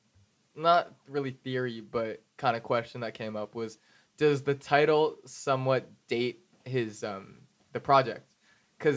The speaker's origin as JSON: {"language": "English", "area": "the Bay Area", "region": "California", "country": "United States", "said": "I'm from the Bay"}